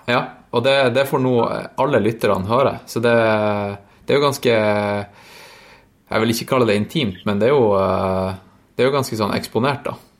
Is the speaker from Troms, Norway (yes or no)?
yes; Tromsø, Troms, Norway; moved away; jeg var jo hjemme i Tromsø en tur